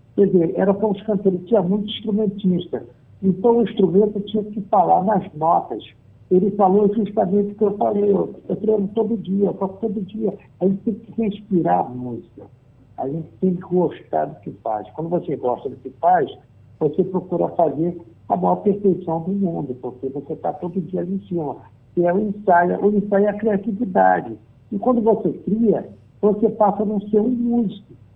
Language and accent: Portuguese; Recife, Pernambuco, Brazil; now in Rio de Janeiro, Brazil; eu também sou pernambucano. Eu nasci na Rua do Munique